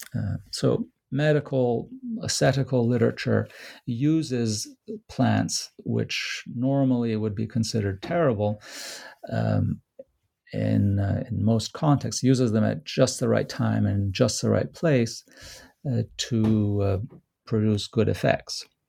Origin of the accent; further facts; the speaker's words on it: Rome, Lazio, Italy; moved away; Rome, which is my hometown